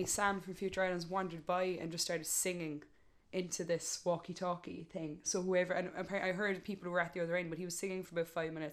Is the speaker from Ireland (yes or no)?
yes; Cork, Munster, Ireland; accent: thick Cork; my thick Cork accent